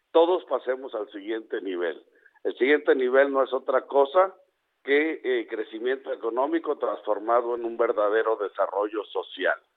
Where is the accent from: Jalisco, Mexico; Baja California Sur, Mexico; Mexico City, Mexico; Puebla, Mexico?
Baja California Sur, Mexico; Ciudad Constitución; en el municipio de Comondú, en Ciudad Constitución, de donde soy